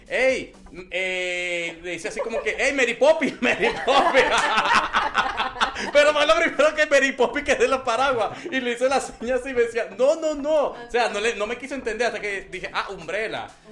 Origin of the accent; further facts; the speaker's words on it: Venezuela; also born or lived in Colombia; now in Mexico; soy venezolano. con padre colombiano y corazón mexicano